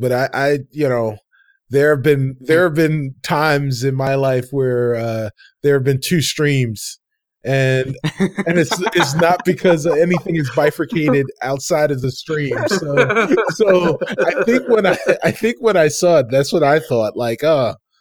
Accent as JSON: {"language": "English", "town": "New York City", "region": "New York", "country": "United States", "said": "I'm a New Yorker"}